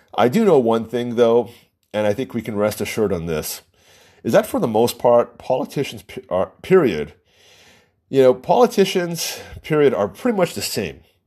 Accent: United States

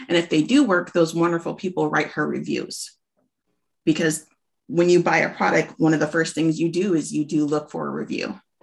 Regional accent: Alaska, United States; moved away as an adult; now in Washington, United States; originally from Alaska. Um, we moved down to Washington a couple years ago

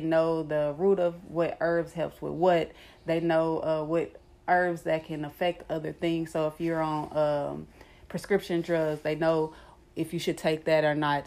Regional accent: Kansas City, Missouri, United States; moved away as an adult; also born or lived in Nebraska; I'm from uh, Kansas City, Missouri.

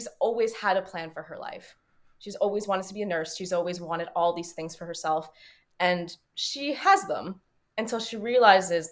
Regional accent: Canada; as a Canadian being in L.A.

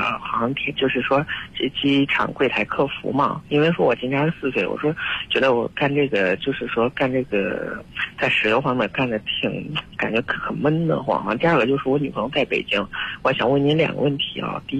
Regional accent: Henan, China; 我是河南的

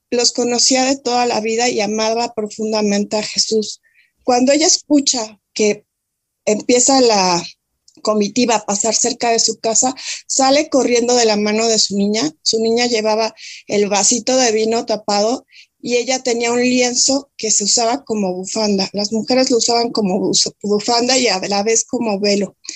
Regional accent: Mexico; yo soy de México y crecí en una familia donde mi papá era un fiel devoto de, de seguir nuestra fe católica

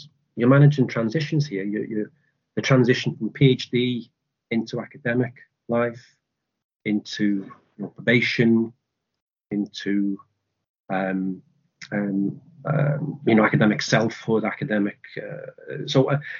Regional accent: Liverpool, North West England, United Kingdom; moved away as an adult; also born or lived in France / St Andrews; now in Dundee, United Kingdom; I'm from Liverpool.

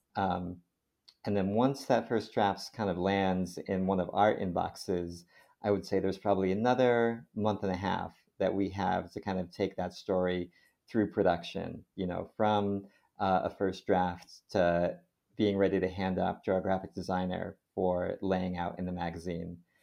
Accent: Connecticut, United States; a hospital system in Connecticut where I grew up

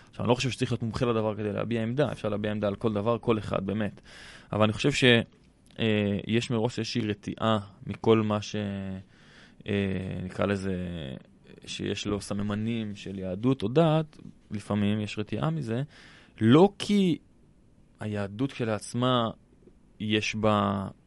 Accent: Jerusalem, Jerusalem District, Israel; גדלתי בבית דתי. בירושלים

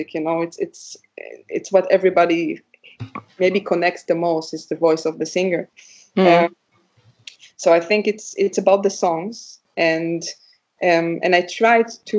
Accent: Israel; now in Leipzig, Germany; I come from Israel

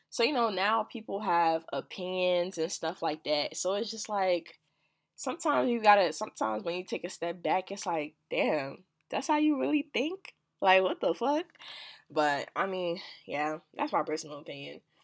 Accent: New Jersey, United States; also born or lived in Washington, D.C.; I'm from Jersey and I go to school, well, yeah, I go to school in D C

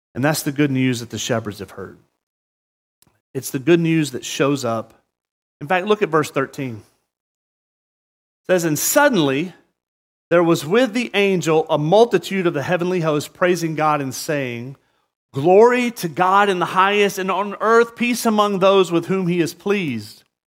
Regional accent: the South, United States; now in Murrieta, United States; growing up in the South

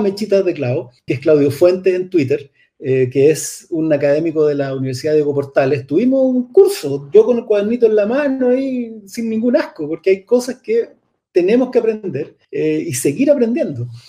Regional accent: Chile; somos finalmente pueblo de Chile

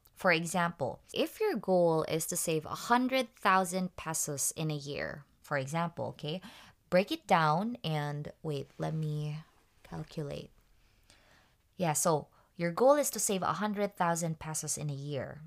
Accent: Tacloban, Eastern Visayas, Philippines; moved away; I'm actually from Tacloban

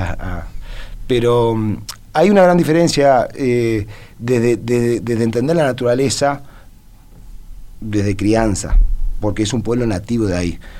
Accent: Sweden; now in Uruguay; yo me crié en Suecia de chiquito.

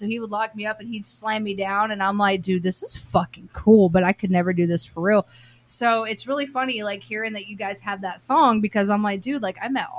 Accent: North Carolina, United States; So growing up in North Carolina, I grew up near Cameron.

